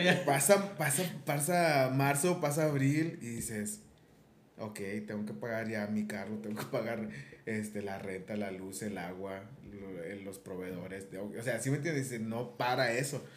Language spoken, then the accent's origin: Spanish; Mexico; uno es muy confiable como muy confiado como mexicano